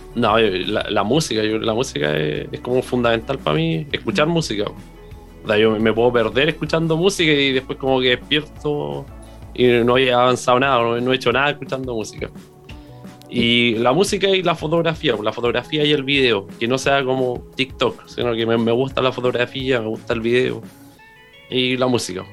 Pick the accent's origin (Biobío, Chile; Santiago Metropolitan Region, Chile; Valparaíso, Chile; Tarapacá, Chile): Biobío, Chile; Concepción; nací en el hospital regional, pues así que más penquista no puedo ser.